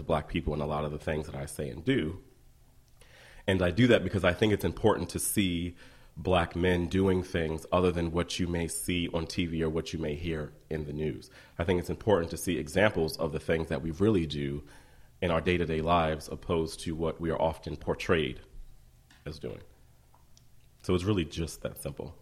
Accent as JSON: {"language": "English", "town": "Columbia", "region": "Maryland", "country": "United States", "also_born_or_lived": "Baltimore", "moved": "as an adult", "said": "I'm from Columbia, Maryland"}